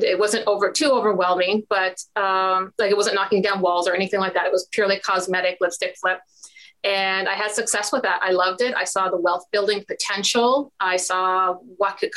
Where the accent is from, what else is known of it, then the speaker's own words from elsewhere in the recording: Ontario, Canada; I'm a Canadian investor, specifically here in Ontario, Canada